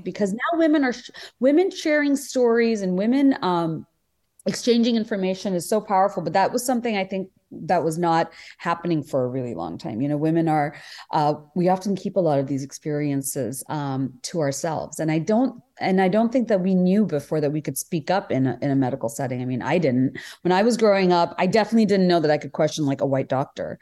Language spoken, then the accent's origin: English; Bangladesh; now in United States; even before I came to America, I mean, just growing up in Bangladesh